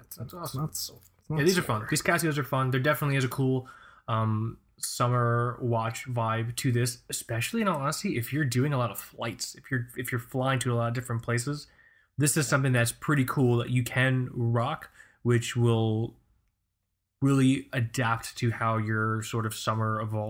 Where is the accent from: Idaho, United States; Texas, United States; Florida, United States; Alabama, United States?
Florida, United States; Key West; I'm from South Florida, Key West.